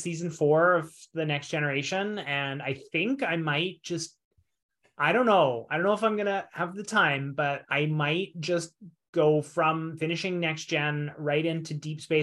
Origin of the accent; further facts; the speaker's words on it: Canada; now in Japan; as a Canadian in Japan